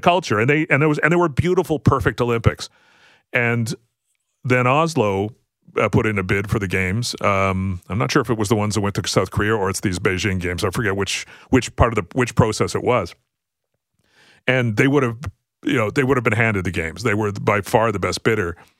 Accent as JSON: {"language": "English", "country": "Canada", "said": "as a Canadian"}